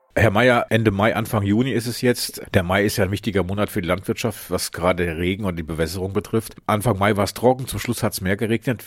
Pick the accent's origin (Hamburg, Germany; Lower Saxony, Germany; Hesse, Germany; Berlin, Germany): Lower Saxony, Germany; Hameln; moved away; in meiner Heimat Hameln